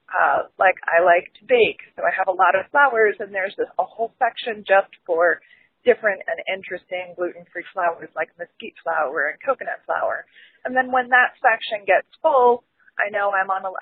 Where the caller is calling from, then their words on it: Columbus, Ohio, United States; I'm from Columbus, Ohio.